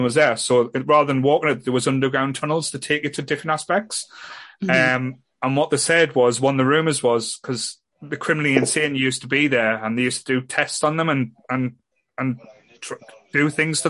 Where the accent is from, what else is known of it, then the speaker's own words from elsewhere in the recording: Ryhope, North East England, United Kingdom; I grew up as a kid, I'd say growing up in Raya